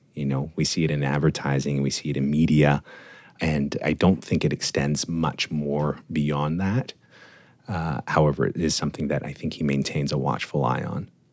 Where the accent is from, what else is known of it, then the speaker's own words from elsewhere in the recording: Toronto, Ontario, Canada; being Torontonian, Canadian, growing up in Canada, in the suburbs of Toronto.